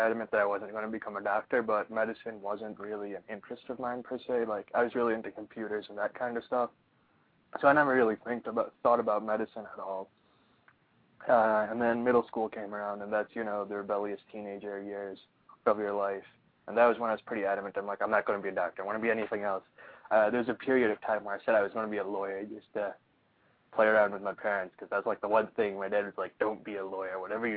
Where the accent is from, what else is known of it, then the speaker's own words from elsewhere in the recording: Oman; also born or lived in Pakistan; So I was born in Pakistan. I was about 8 months old. My family moved to Oman, which is a really small Middle Eastern country.